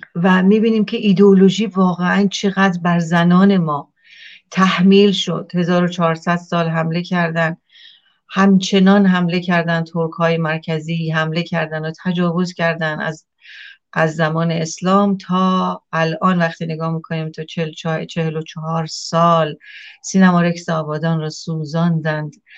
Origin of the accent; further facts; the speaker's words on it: Iran; moved away; من ایرانیم